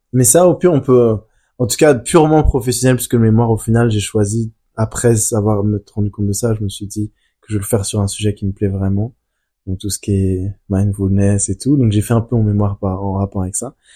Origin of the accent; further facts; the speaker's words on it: France; je suis né en France.